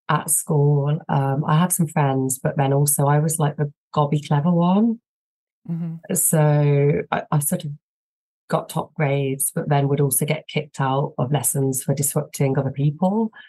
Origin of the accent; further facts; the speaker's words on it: Tamworth, West Midlands, United Kingdom; I grew up in a place called Tamworth, which is near Birmingham in the West Midlands